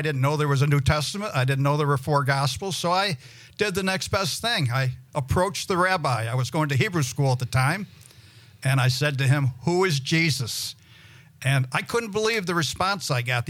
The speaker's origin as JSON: {"language": "English", "town": "Gloversville", "region": "New York", "country": "United States", "tie": "born or raised there", "also_born_or_lived": "Mississippi", "moved": "yes", "said": "I was brought up in the Jewish religion, and I lived in a little town in upstate New York, Gloversville, New York"}